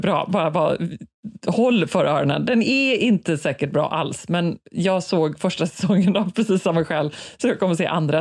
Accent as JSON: {"language": "Swedish", "country": "Sweden", "said": "här hemma i Sverige"}